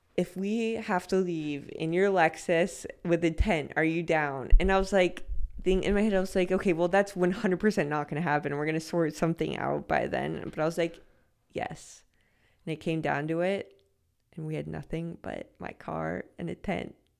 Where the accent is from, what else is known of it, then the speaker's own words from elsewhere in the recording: Los Angeles, California, United States; moved away; I'm from Los Angeles.